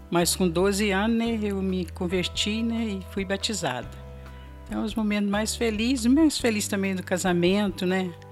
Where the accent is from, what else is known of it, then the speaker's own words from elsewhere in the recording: Alto Caparaó, Minas Gerais, Brazil; born there; Eu nasci em Alto Caparaó, em Minas, Minas Gerais.